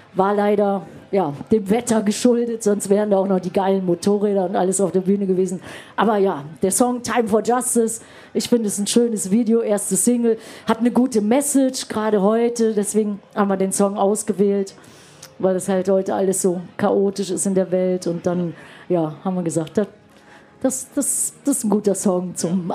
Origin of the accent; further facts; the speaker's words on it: Düsseldorf, North Rhine-Westphalia, Germany; moved away; wir kommen ja beide aus Düsseldorf